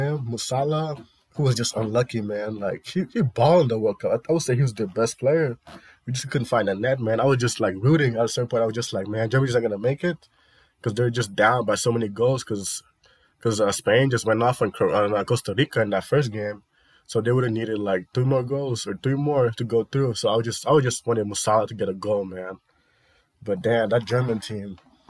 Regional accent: Senegal; I'm from Senegal

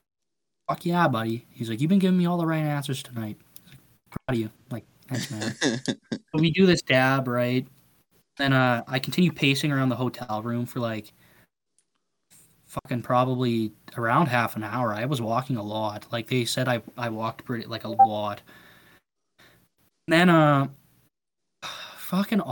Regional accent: Battleford, Saskatchewan, Canada; moved away; I was born in a place called North Battleford. And we grew up in Battleford.

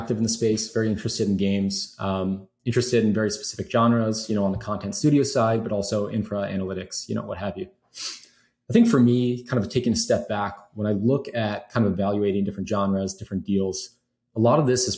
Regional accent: Chicago, Illinois, United States; I grew up in Chicago

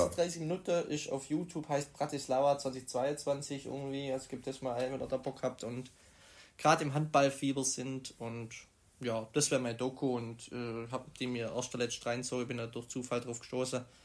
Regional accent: Burlingen, Baden-Württemberg, Germany; in Burlingen, meiner Heimat

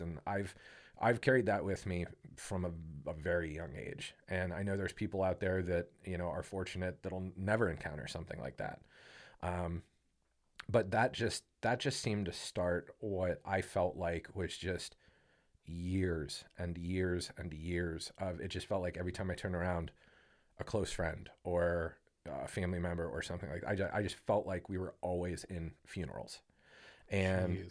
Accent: Canton, Ohio, United States; I grew up in Canton

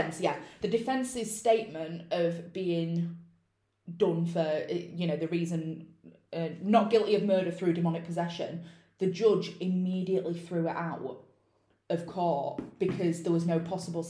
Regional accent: United Kingdom; I'm British and I pronounce it how I'd pronounce it

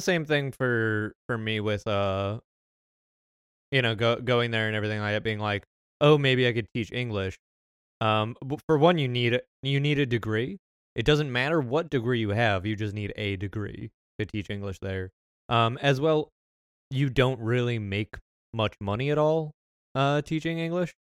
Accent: United States; my American citizenship

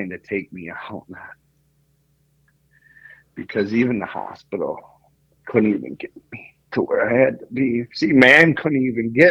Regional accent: Greece; now in United States; That's just I'm Greek. I'm from Greece and we're Roman Catholic

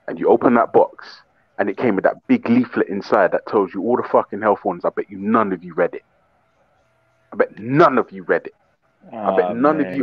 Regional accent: United Kingdom; I'm from the UK.

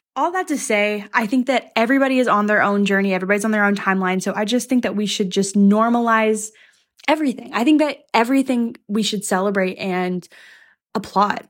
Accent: the South, United States; I'm from the South

